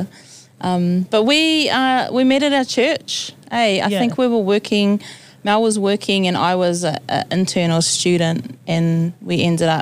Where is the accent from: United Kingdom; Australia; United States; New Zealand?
New Zealand; Rotorua, Bay of Plenty; moved away as an adult; also born or lived in South Auckland; now in Auckland, New Zealand; born and raised in Rotorua, but have been here in South Auckland